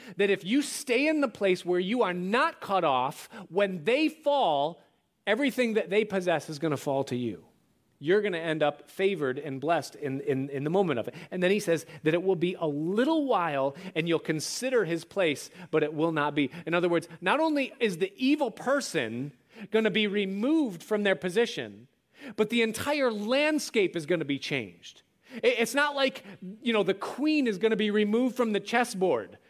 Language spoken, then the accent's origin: English; outside of Rochester, New York, United States; growing up outside of Rochester and Kodak was everything